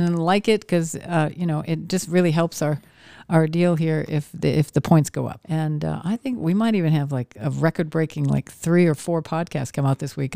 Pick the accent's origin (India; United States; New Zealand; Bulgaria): United States; Maine; I grew up in Maine